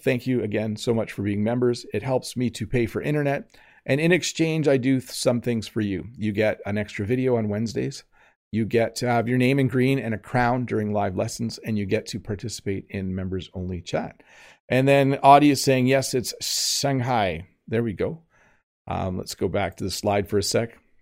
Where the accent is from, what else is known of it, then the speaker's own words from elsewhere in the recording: Canada; I am Canadian.